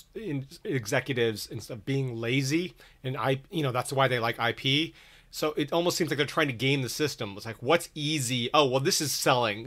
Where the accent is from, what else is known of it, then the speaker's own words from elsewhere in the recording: Redondo Beach, California, United States; I grew up in Redondo Beach